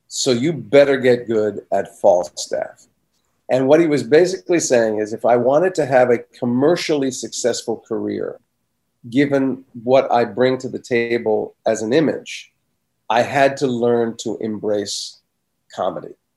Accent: New Jersey, United States; also born or lived in Maplewood, New Jersey / Livingston, New Jersey; I moved from Maplewood, New Jersey, to Livingston, New Jersey right after I finished elementary school

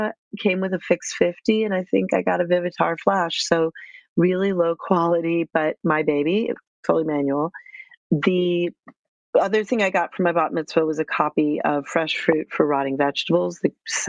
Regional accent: Cambridge, Massachusetts, United States; I grew up in Cambridge, Massachusetts.

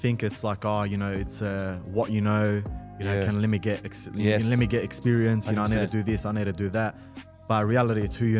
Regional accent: Melbourne, Victoria, Australia; We're from Melbourne.

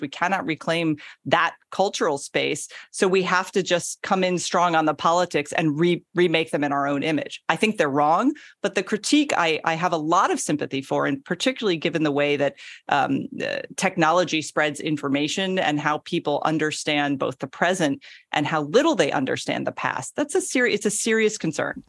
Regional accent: Florida, United States; also born or lived in Georgia; I'm from Florida, which is kind of the weird South as we call it.

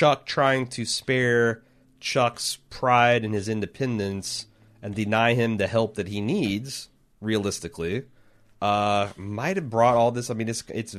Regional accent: United Kingdom; Now, I'm a Brit, and being this being a tiny place, as it were

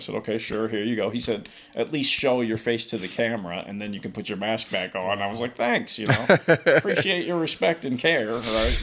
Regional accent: Oakland, California, United States; also born or lived in San Leandro / Hayward; Born and raised in Oakland. Yeah. Moved all around, San Leandro, Hayward, but never out of the Bay.

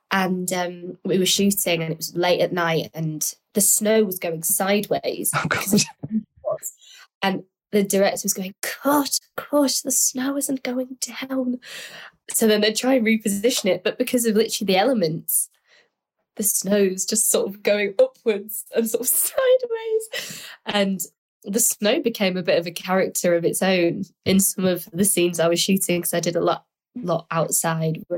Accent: Manchester, North West England, United Kingdom; I'm from Manchester

